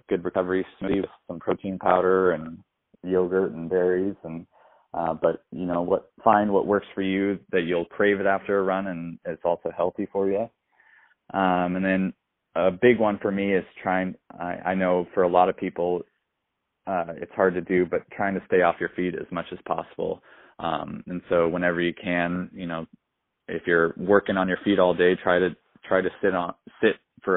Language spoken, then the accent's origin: English; Fort Collins, Colorado, United States; I grew up in Fort Collins